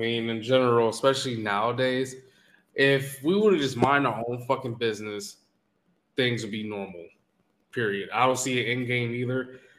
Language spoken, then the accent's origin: English; Canada; I don't know the fucking language on purpose. Even though I'm Canadian, I'm not from fucking Montreal.